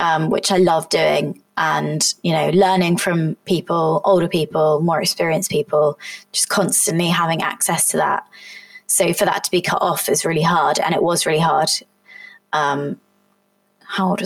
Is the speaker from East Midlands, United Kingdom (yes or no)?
no; Somerset, South West England, United Kingdom; moved away; it was in Somerset, it was in my hometown